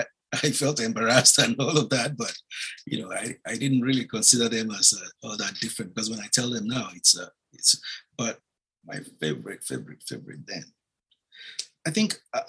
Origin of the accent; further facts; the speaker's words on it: Ibadan, Oyo, Nigeria; moved away as an adult; because the way I spoke before was largely the Ibadan version, you know. That was the way I, because I grew up largely in Ibadan.